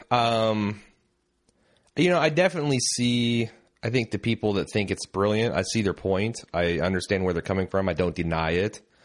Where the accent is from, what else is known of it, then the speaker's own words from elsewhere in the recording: Indiana, United States; I'm from Indiana